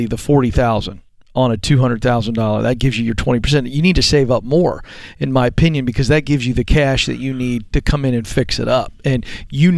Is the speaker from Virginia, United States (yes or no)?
yes; Virginia, United States; also born or lived in Richmond, Virginia; I'm from Virginia, and I lived in Richmond for a year